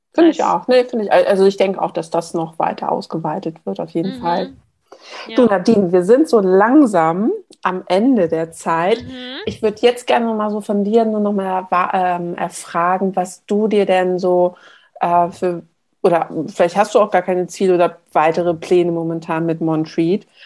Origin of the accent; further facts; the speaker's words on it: Hamburg, Germany; Bei uns in Hamburg